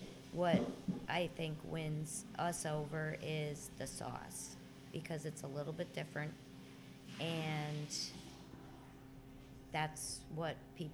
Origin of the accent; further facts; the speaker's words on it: Girardville, Pennsylvania, United States; Yes, in this building.